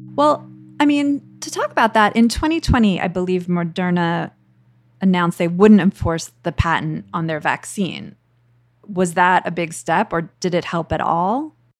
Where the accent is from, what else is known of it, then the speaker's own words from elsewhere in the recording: United States; as an American